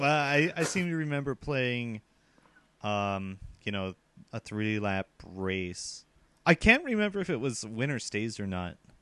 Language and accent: English; United States; now in Japan; I'm from America